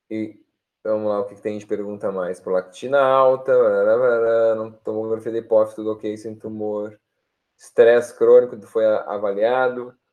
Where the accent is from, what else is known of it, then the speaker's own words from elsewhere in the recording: Porto Alegre, Rio Grande do Sul, Brazil; Eu sou de Poa, sim, vivo e moro em Porto Alegre.